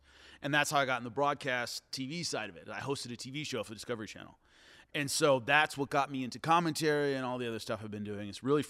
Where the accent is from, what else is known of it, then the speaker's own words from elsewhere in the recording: Long Beach, California, United States; I'm from Long Beach, California